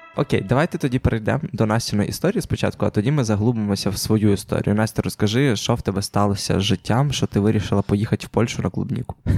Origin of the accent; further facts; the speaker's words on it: Ukraine; я ідентифікую себе точно як українець